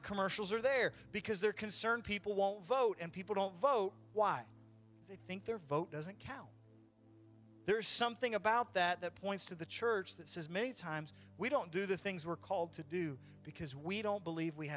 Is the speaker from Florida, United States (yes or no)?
yes; Florida, United States; I'm from Florida